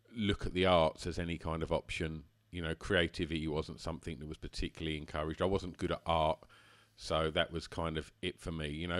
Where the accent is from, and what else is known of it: Essex, East of England, United Kingdom; born or raised there